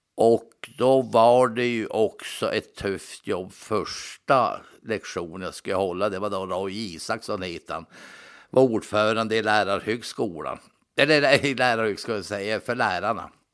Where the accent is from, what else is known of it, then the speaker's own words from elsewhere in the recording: Norrbotten County, Sweden; also born or lived in Linköping; jag var ju ensam från Norrbotten